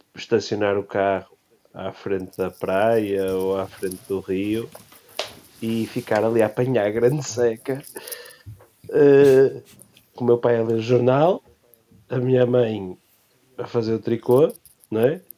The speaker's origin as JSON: {"language": "Portuguese", "town": "Leça da Palmeira", "region": "Norte", "country": "Portugal", "said": "sou de Leça da Palmeira"}